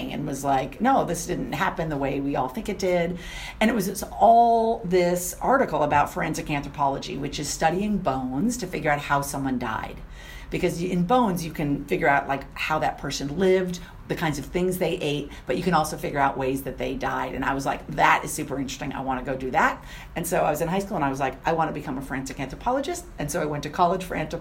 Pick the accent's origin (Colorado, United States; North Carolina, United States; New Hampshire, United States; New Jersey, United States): New Hampshire, United States; moved away as an adult; also born or lived in New Orleans, Louisiana; I grew up in New Hampshire